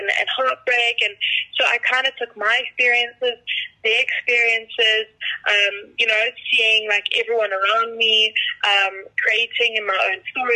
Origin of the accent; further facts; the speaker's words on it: Durban, KwaZulu-Natal, South Africa; moved away as an adult; now in Johannesburg, South Africa; I'm originally from Durban, and then I moved up here this year to live in Joburg